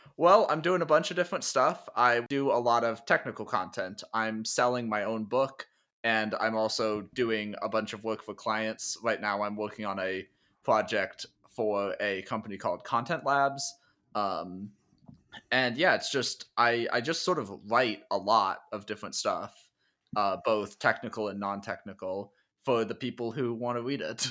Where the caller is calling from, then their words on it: Minneapolis, Minnesota, United States; also born or lived in Grinnell, Iowa; I'm calling in from Minneapolis, uh, which is in Minnesota, kind of northern United States